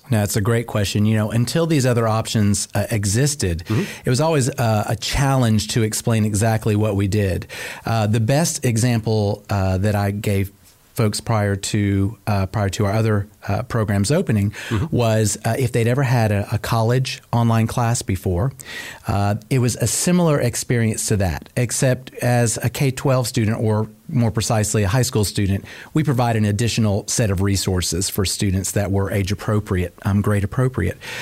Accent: Cobb County, Georgia, United States; I'm actually a proud Cobb County native, oh. uh, born and raised right here

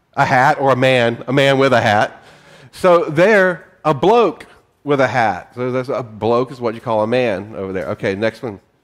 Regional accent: North Carolina, United States; I'm from North Carolina

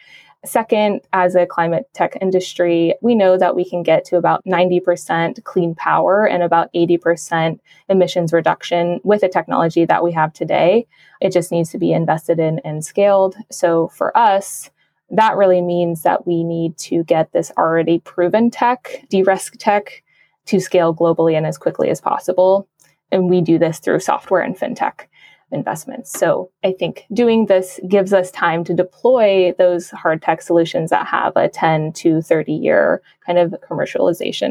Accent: Arizona and the Navajo Nation, United States; moved away; I'm originally from Arizona and the Navajo Nation

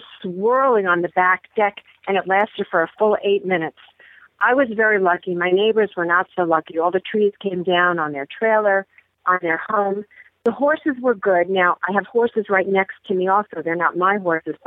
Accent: New York City, New York, United States; accent: New York; I was born and raised in New York

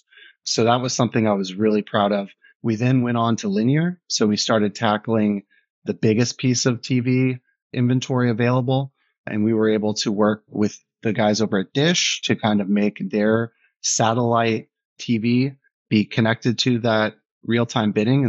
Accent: San Diego, California, United States; moved away as an adult; also born or lived in Germany / London / New York; I grew up in San Diego, so I'm American

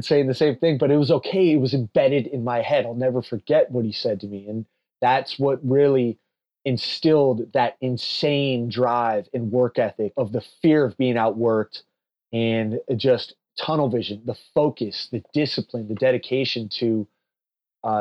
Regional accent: Palo Alto, California, United States; I'm from Palo Alto, California

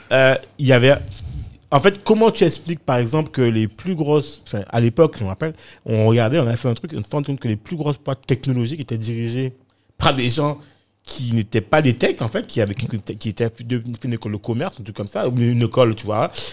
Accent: Guadeloupe; moved away; also born or lived in London, United Kingdom / Bedford, United Kingdom / Paris, France; quand je suis parti de, de la Guadeloupe, enfin des Antilles, hein, enfin de la Caraïbe

